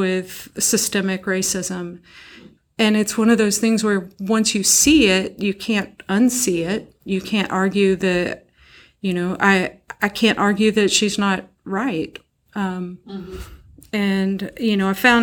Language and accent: English; McCracken County, Western Kentucky, United States; I'm from Western Kentucky, from McCracken County, and now they have a McCracken County public school system. When I was a kid, there was Lone Oak, Reedland, and Heath